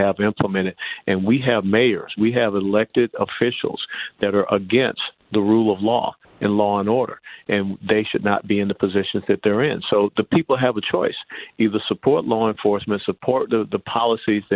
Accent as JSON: {"language": "English", "town": "Atlanta", "region": "Georgia", "country": "United States", "tie": "born or raised there", "said": "I was born and raised in Atlanta"}